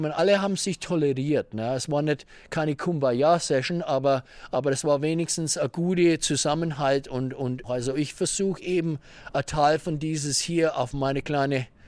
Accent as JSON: {"language": "German", "region": "Maryland", "country": "United States", "tie": "born there", "also_born_or_lived": "Nuremberg", "second_language": "German", "lives_now": "Moab, United States", "said": "Ich bin Amerikaner, live here in Moab, Utah, born in uh, Maryland. Spent nine years in Nürnberg, habe mein Kfz-Meister gemacht."}